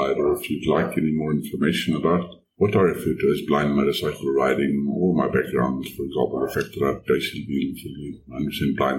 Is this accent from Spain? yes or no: no; South Africa; I am from South Africa